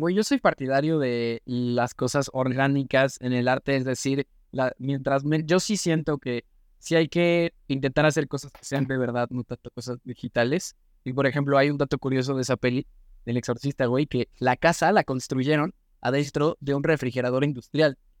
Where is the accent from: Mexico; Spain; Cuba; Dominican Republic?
Mexico; soy mexicano